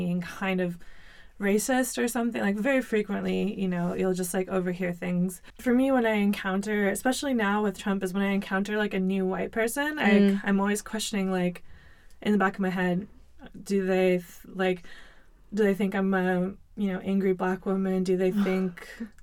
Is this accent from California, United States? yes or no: yes; Southern California, United States; moved away as an adult; also born or lived in New York City, United States; now in Beijing, China; I grew up in Southern California.